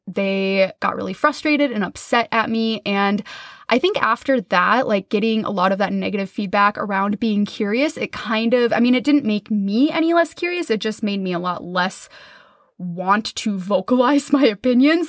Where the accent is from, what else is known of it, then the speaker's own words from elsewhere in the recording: Minnesota, United States; I grew up in Minnesota in the Midwest